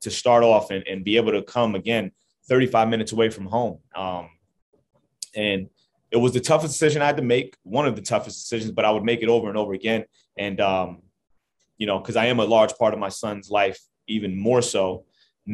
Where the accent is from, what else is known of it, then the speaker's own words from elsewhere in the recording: Jersey City, New Jersey, United States; I'm from Jersey City, I'm 35 minutes away from home. This is my area. This is my home. I'm really proud to actually be able to have my start and actually coach 35 minutes from where I grew up